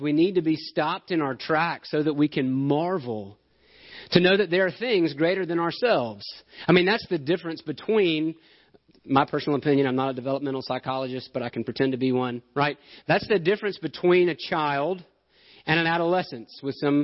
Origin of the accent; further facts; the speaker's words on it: Alabama, United States; I'm from Alabama. I'm used to hills and trees.